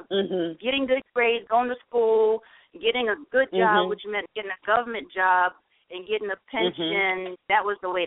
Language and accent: English; New York City, New York, United States; moved away as an adult; also born or lived in Dominica; now in Atlanta, United States; I was born in the islands, and I'm from Dominica, West Indies, raised in New York City